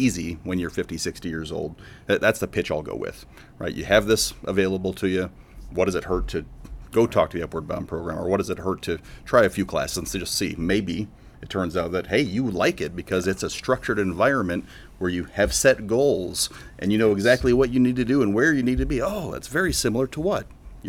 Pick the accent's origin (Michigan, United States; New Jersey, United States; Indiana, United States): Michigan, United States; I grew up in Michigan